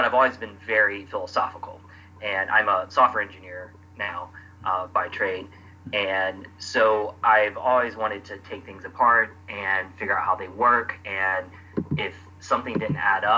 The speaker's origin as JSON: {"language": "English", "town": "Atlanta", "region": "Georgia", "country": "United States", "moved": "yes", "lives_now": "Brooklyn, New York, United States", "said": "I'm from Atlanta area, and I grew up a Christian"}